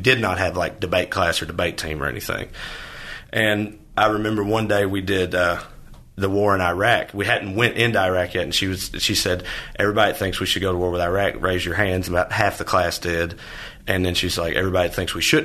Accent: Tennessee, United States; moved away as an adult; now in Los Angeles, United States; Tennessee, my home state

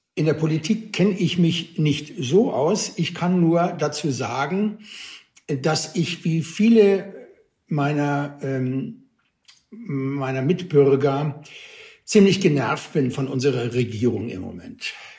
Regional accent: Cologne, North Rhine-Westphalia, Germany; habe mich guten Gewissens als Kölner Junge

